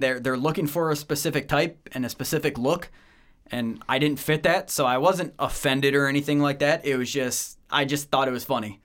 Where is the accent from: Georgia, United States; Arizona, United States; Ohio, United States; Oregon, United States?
Ohio, United States; Medina; moved away as an adult; also born or lived in Bowling Green, Ohio; now in Atlanta, United States; I was born and raised just outside of the Akron, Cleveland area in Ohio, Northeast Ohio, uh, Medina, Ohio